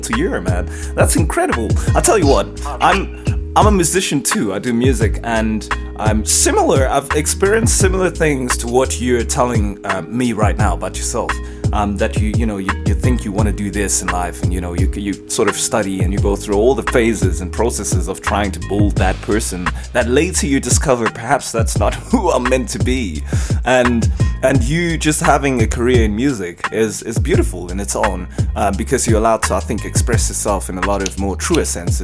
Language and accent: English; Cape Town, Western Cape, South Africa; now in Johannesburg, South Africa; I was born in Cape Town